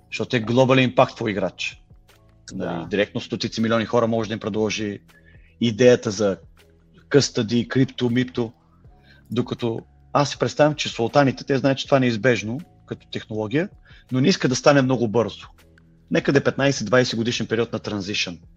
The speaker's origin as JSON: {"language": "Bulgarian", "country": "Bulgaria", "lives_now": "London, United Kingdom", "said": "аз съм българин в Лондон, дай ми BG Contacts, образно казано"}